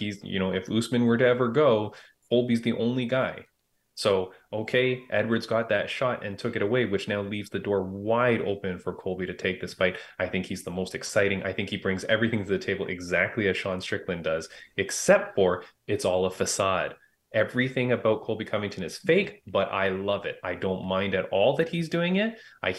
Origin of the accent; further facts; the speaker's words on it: Canada; also born or lived in Toronto, Canada; Like, I think I'm Canadian, mind you. So I'm out in Toronto, Canada